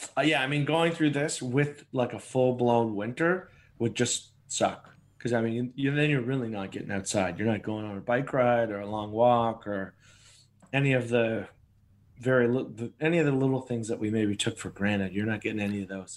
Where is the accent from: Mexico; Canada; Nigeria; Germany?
Canada; I'm Canadian